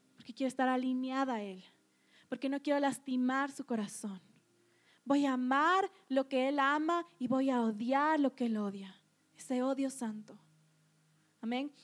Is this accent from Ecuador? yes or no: yes; Ecuador; nosotros como cultura ecuatoriana